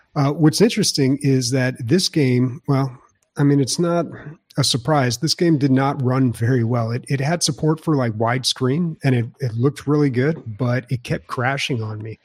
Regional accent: San Diego, California, United States; when you come from the best state and the best city in the U S

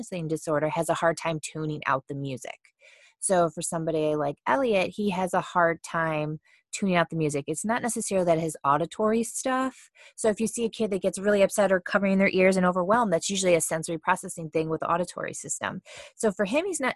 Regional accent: Cleveland, Ohio, United States; moved away as an adult; now in Austin, United States; we're from Cleveland, Ohio, and we moved to Austin, Texas the very beginning of January.

